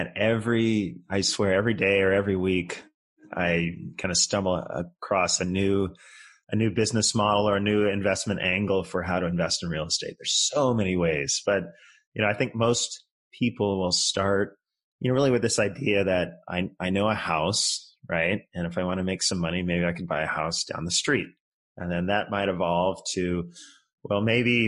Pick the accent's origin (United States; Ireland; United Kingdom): United States; just outside of San Francisco, California; moved away as an adult; also born or lived in Colorado / Japan; I grew up just outside of San Francisco, kind of in some affluent suburbs out there